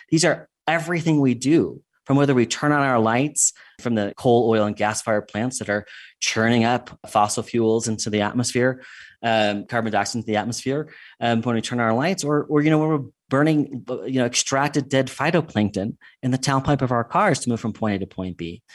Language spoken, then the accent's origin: English; United States; moved away as an adult; also born or lived in England; what I grew up with in the United States